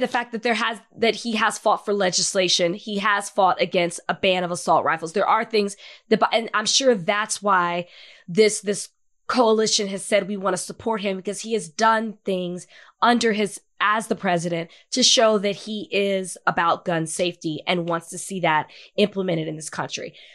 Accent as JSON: {"language": "English", "town": "Dallas", "region": "Texas", "country": "United States", "said": "I'm from Dallas. I'm from Oak Cliff"}